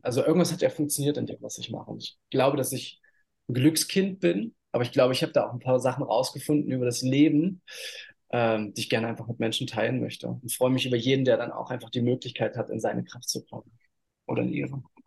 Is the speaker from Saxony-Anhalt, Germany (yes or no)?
yes; Halle, Saxony-Anhalt, Germany; moved away as an adult; also born or lived in Bali, Indonesia; now in Uluwatu, Indonesia; ich bin in Halle Neustadt groß geworden